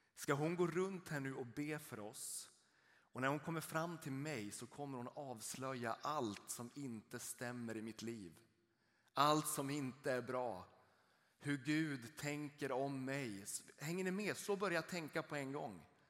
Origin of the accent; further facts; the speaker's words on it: rural Norrland, Sweden; Jag är uppvuxen uppe i ett litet samhälle ute i den norrländska landsbygden